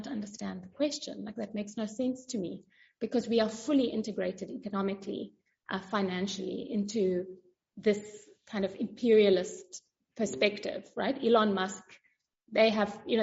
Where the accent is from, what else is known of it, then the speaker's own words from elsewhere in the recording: South Africa; as a South African